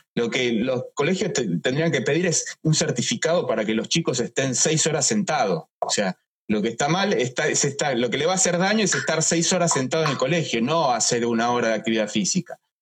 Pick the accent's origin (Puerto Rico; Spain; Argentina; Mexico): Argentina; no tenemos como argentinos un final